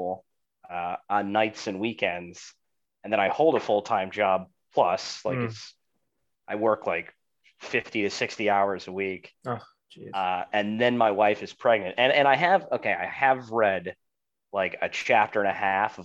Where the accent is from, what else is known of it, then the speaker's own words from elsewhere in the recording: Cooper City, Florida, United States; also born or lived in Delray Beach, Florida; growing up in Cooper City